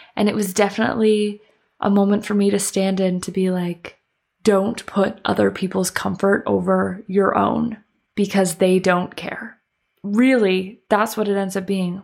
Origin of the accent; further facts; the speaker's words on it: Canada; moved away; I'm from Canada